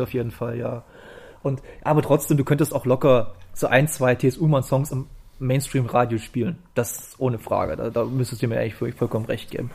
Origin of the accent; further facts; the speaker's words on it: East Germany, Germany; ich als Ostdeutscher